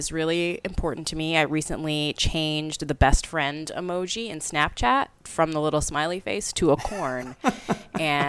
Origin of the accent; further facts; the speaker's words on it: Memphis, Tennessee, United States; also born or lived in Scott Air Force Base, Illinois; I grew up in Memphis, Tennessee